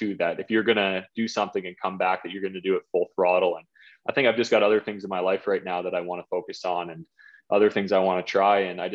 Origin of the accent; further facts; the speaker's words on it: Whitby, Ontario, Canada; my hometown of Whitby